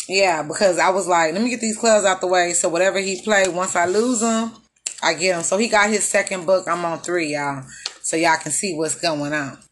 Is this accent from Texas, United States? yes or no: yes; Texas, United States; I'm from Texas